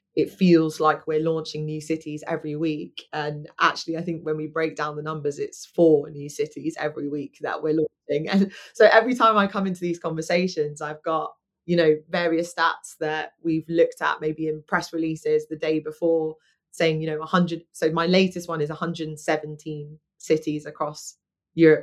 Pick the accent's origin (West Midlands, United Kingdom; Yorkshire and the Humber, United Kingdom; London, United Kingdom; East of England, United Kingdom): London, United Kingdom; moved away as an adult; I'm a Londoner, born and bred